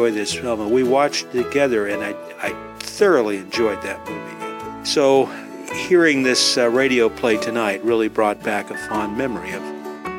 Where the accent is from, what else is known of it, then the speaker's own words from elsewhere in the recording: Long Beach, California, United States; a kid growing up in Long Beach, California